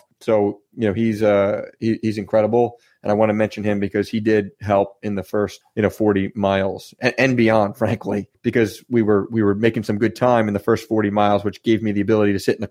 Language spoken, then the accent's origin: English; New Jersey, United States; I'm from New Jersey